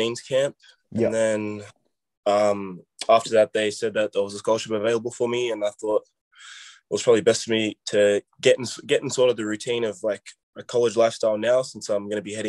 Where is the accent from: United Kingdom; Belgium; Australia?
Australia; I'm coming from Australia